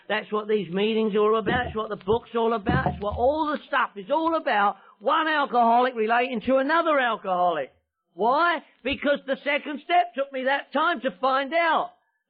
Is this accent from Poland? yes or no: no; London, United Kingdom; I'm from London, England.